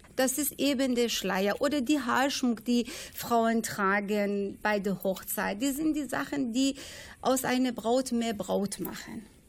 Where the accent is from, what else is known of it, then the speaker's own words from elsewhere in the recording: Iran; German is a second language; now in Bielefeld, Germany; Ich komme aus dem Iran. Ich bin eine Perserin